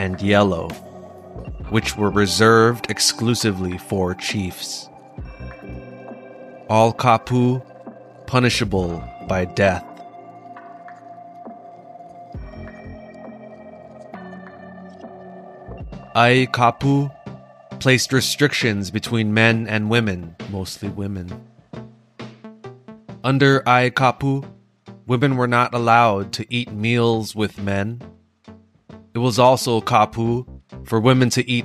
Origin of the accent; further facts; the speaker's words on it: Hawaii, United States; independent movie Beyond Paradise, which takes place in my hometown